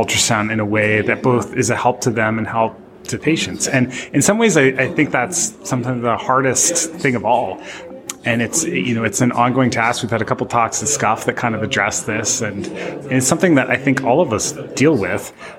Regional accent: Canada; accent: Canadian; moved away as an adult; also born or lived in Montreal / Providence; now in Portland, United States; I am secretly Canadian and can drift back into that accent if I need

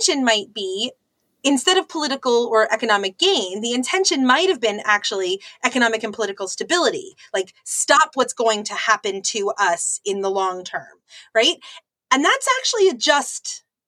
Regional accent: United States; as an American, you know, we are told this story

